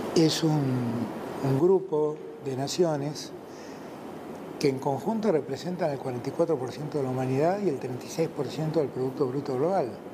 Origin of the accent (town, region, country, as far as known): Argentina